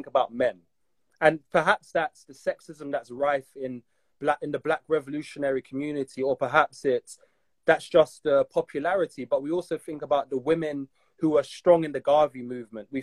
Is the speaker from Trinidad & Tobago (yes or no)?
yes; Trinidad & Tobago; I'm from Trinidad